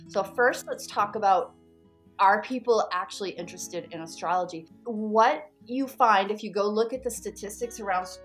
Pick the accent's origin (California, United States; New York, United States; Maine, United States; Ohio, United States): Maine, United States; I'm from Maine, which is the northeast corner of the United States. I used to listen to a radio show growing up.